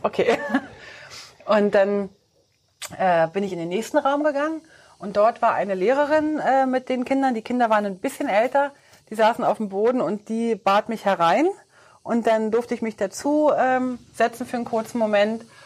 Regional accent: Switzerland; bei uns in der Schweiz

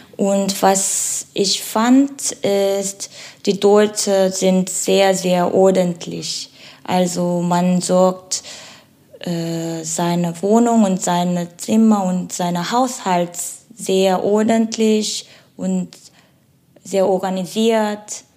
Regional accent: South Korea; German is a second language; moved away as an adult; now in Germany

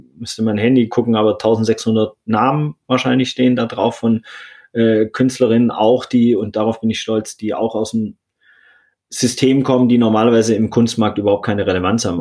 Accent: Swabia, Baden-Württemberg, Germany; moved away; also born or lived in St. Pauli, Hamburg; ich bin ja im Schwarmländler aufgewachsen, so im Bildungsbürgertum

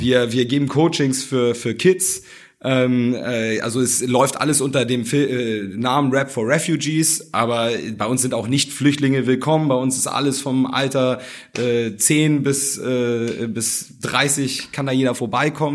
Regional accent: Germany; also born or lived in Hamburg; ich bin eigentlich wohlbehütet aufgewachsen, habe mich aber schon von klein auf trotzdem in den dunkelsten Ecken Hamburgs rumgetrieben, so, weil ich halt äh, in Hamburg zur Schule gegangen bin

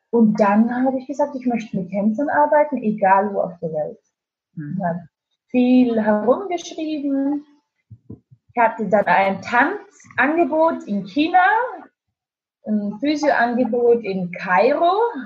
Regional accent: Austria; moved away as an adult; also born or lived in Spain; now in Stuttgart, Germany; Ich dachte nie in meinem Leben, dass ich mal in Deutschland leben werde. Als Österreicherin

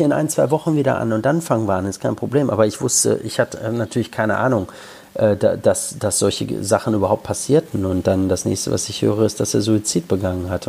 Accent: Lippstadt, North Rhine-Westphalia, Germany; also born or lived in London / Birmingham / Yorkshire; now in Liverpool, United Kingdom; in Lippstadt, wo ich herkomme, oder in Liverpool, wo ich lebe

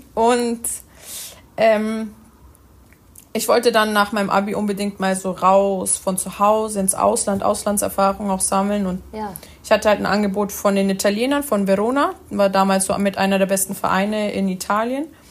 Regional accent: Germany; also born or lived in Italy; Ich bin aber in Deutschland groß geworden

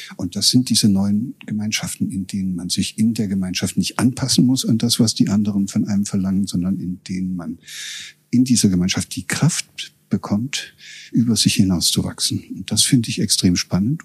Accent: Germany; moved away as an adult; also born or lived in Göttingen; Ich war aus dem Osten gekommen

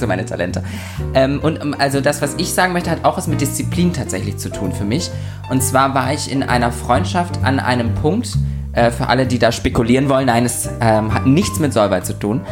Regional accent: Lübeck, Schleswig-Holstein, Germany; born or raised there; moved away

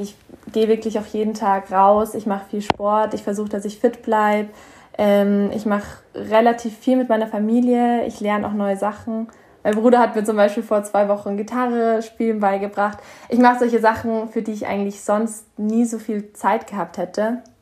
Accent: Bavaria, Germany; ich komme hier aus Bayern

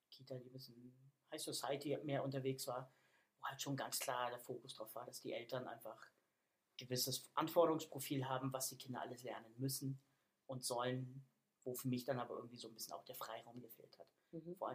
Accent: Hamburg, Germany; also born or lived in Berlin / Bavaria; Ich sag mal, ich komme eigentlich aus Hamburg, was nicht ganz stimmt, weil ich

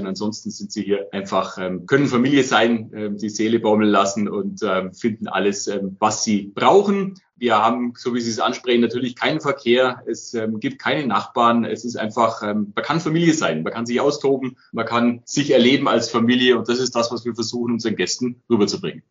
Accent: Allgäu, Bavaria, Germany; dass ich zurück ins Allgäu will

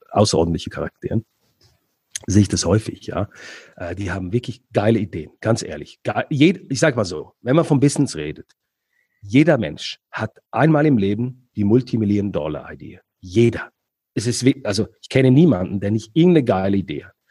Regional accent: Switzerland; born there; also ich bin in der Schweiz geboren, aber die Familie aus, kommt aus Ägypten.

